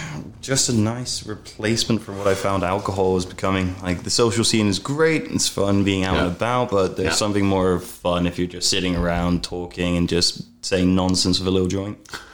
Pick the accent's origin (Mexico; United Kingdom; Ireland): United Kingdom; England; moved away as an adult; now in British Columbia, Canada; Growing up in England.